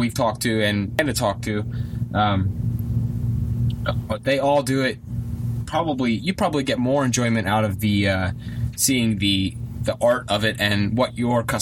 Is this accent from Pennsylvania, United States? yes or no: yes; Central Pennsylvania, United States; We're from Central Pennsylvania